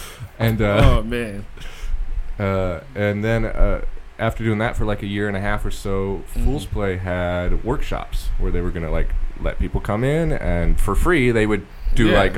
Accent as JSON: {"language": "English", "town": "Olympia", "region": "Washington", "country": "United States", "tie": "born or raised there", "said": "I grew up in Olympia. Yeah, I grew up close to, like, Priest Point Park."}